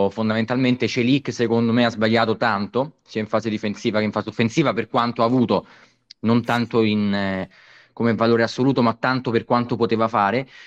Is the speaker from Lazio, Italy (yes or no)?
yes; Rome, Lazio, Italy; stavo rispondendo alla battuta di, di Augusto, non è vero. Romano da, da no, generazioni.